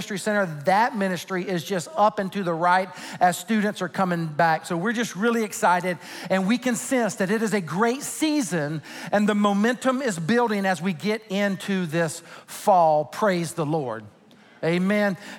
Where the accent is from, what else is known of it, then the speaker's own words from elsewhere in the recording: Sumter, South Carolina, United States; moved away; In my home state of South Carolina, particularly in my hometown of Sumter, South Carolina